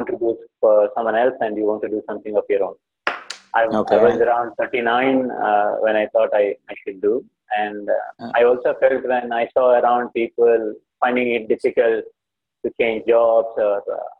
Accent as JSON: {"language": "English", "town": "Hyderabad", "region": "Telangana", "country": "India", "moved": "yes", "said": "I come from Hyderabad"}